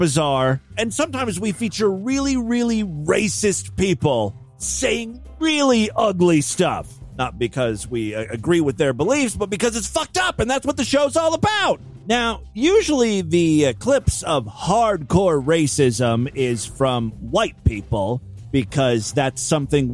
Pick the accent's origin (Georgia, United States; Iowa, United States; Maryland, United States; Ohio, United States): Ohio, United States; Ashtabula; my hometown of Ashtabula